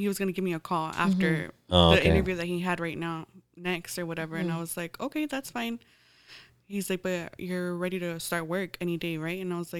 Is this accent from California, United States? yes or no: yes; San Diego, California, United States; born or raised there